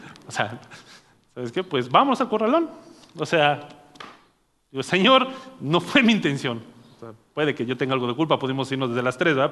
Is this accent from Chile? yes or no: no; Naucalpan, State of Mexico, Mexico; yo soy de Naucalpan, o sea, este es mi barrio y mi barrio me respalda